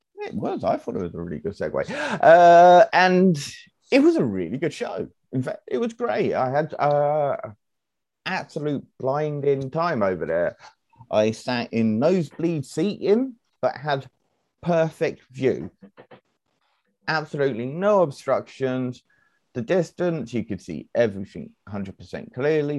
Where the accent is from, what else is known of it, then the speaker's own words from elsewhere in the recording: United Kingdom; we're British